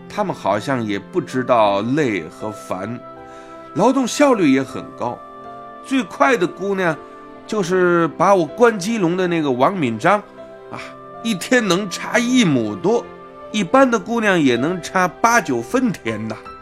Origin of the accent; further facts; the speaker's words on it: Wuhan, Hubei, China; 我们武汉人都是蜂窝煤炉子上，啊，用钢筋锅做饭